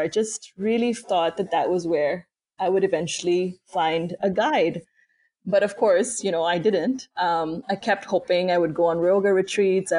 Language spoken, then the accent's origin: English; Karachi, Sindh, Pakistan; moved away as an adult; now in United States; I grew up in Pakistan, and for me, that's still home, even though I'm living in the US now